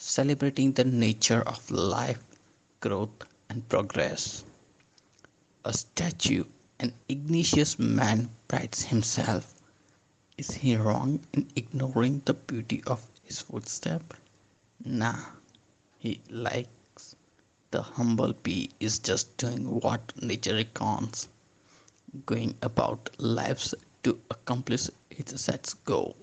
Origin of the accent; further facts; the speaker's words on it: Ahmedabad, Gujarat, India; I'm from Ahmedabad, Gujarat